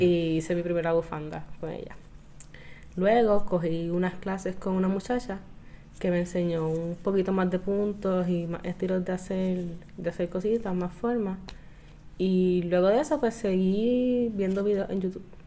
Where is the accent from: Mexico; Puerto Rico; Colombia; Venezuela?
Puerto Rico; Caguas; yo soy una chica de Caguas